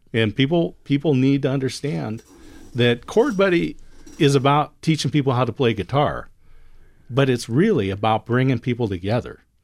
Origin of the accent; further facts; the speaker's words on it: Oregon, United States; I'm from Oregon